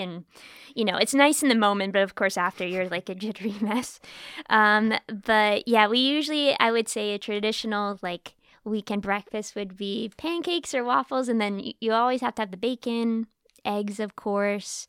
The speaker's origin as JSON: {"language": "English", "country": "United States", "moved": "yes", "lives_now": "Bratislava, Slovakia", "said": "I'm American too"}